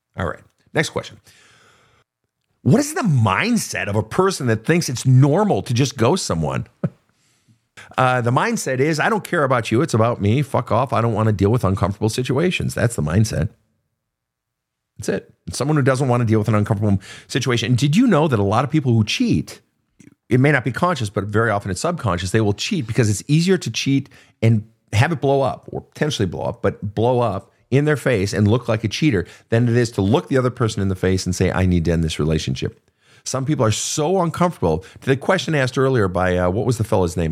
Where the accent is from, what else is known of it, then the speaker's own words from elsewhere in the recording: Minnesota, United States; I come from Minnesota